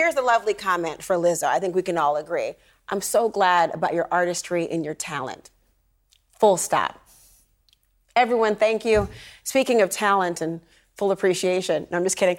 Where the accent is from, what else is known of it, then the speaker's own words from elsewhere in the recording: Minnesota, United States; I'm from Minnesota.